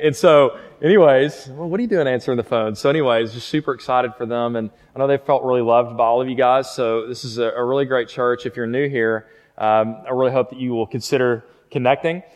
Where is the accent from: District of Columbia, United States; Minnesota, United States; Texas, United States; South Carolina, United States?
Texas, United States; Fort Worth; moved away as an adult; now in Lubbock, United States; I grew up in Fort Worth, just right down the road, and went to Southwest High School